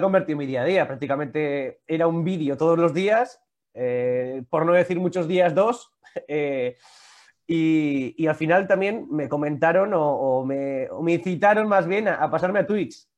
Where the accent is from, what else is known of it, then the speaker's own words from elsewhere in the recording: Vitoria-Gasteiz, Basque Country, Spain; yo que soy de Vitoria